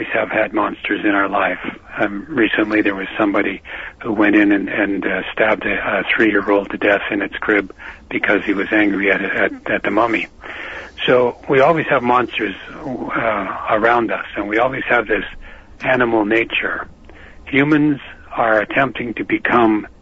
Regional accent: Canada; I'm a Canadian

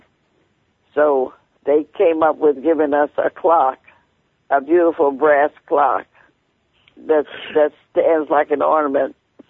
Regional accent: Chicago, Illinois, United States; moved away; I come from Chicago

